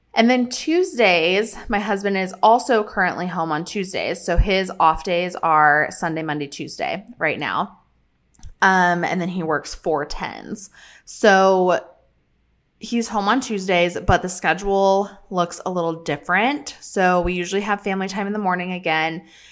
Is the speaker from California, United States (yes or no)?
no; Colorado, United States; moved away; we are headed to Colorado, back to my hometown